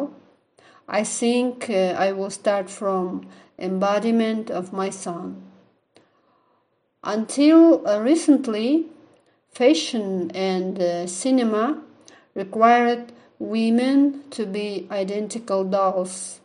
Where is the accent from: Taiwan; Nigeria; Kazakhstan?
Kazakhstan; Aktau, Mangystau Region; I am from Kazakhstan, Aktau City.